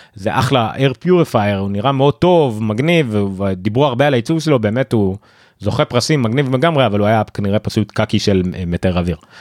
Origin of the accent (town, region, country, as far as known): Israel